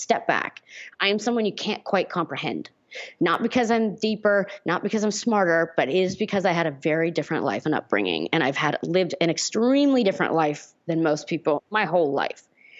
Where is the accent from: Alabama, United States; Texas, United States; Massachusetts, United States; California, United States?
California, United States; Hollywood; I grew up in Hollywood.